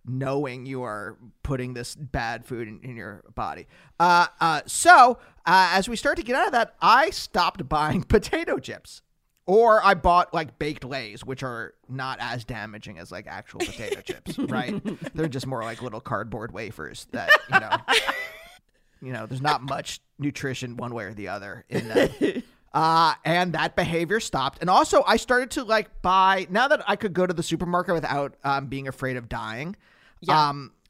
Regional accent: Pennsylvania, United States; moved away; I'm from Pennsylvania

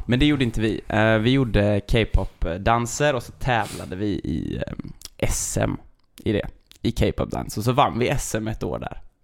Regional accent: Sjövik, Sweden; moved away as an adult; also born or lived in Stockholm; now in Gothenburg, Sweden; jag flyttade ju från Sjövik eh, när jag tog studenten och flyttade till Stockholm.

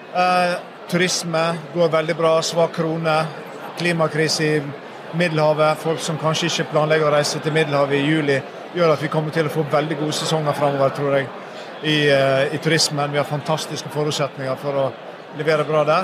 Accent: Sogn og Fjordane, Vestland, Norway; moved away; du snakker til en fyr som var født og oppvokst i Sogn og Fjordane

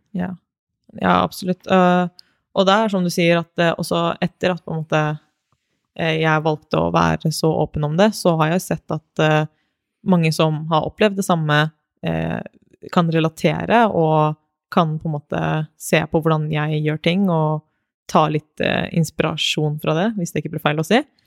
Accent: Moss, Østfold, Norway; also born or lived in Konya, Turkey (family origin); jeg kommer fra Moss, så det er en liten by, det også. Men eh, vokste opp i Moss og har bodd der hele livet.

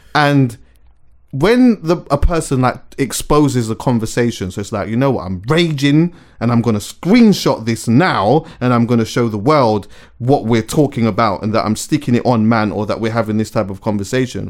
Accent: England, United Kingdom; I was born here though, mm-hmm. and I was brought up here

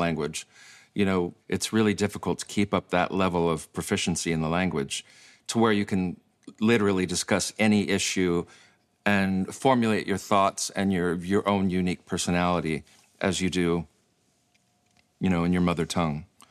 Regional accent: Michigan, United States; moved away as an adult; now in Iceland; Obviously, I grew up in Michigan.

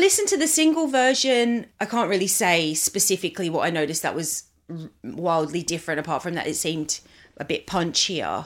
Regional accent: Australia; I grew up in Australia.

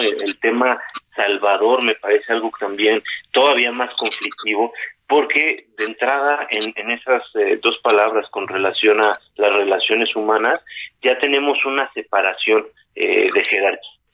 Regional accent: Mexico; todos aquellos que somos mexicanos, qué orgullo ser parte de este gran país

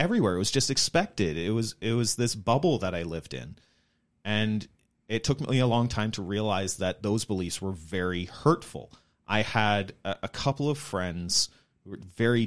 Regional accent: Chilliwack, British Columbia, Canada; I grew up in the Mennonite church, maybe a slightly larger community in Chilliwack rather than on the prairies

